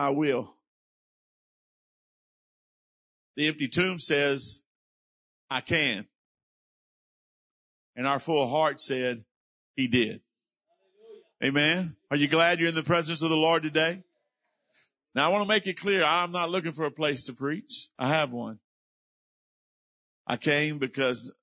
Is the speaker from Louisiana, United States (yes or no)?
yes; South Louisiana, United States; accent: South Louisiana; my South Louisiana accent